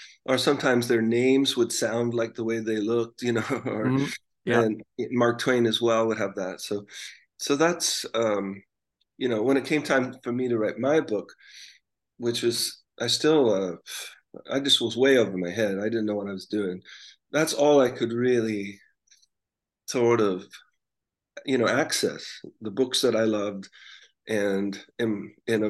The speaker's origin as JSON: {"language": "English", "country": "Canada", "said": "we're from Canada"}